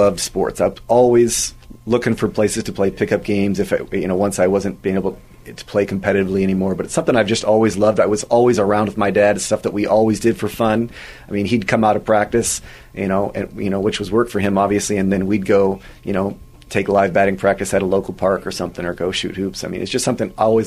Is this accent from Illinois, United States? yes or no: no; Southern California, United States; I grew up in Southern California